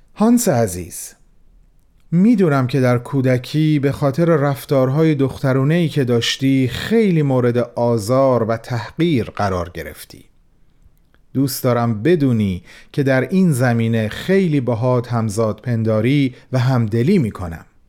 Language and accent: Persian; Iran; به عنوان یک ایرانی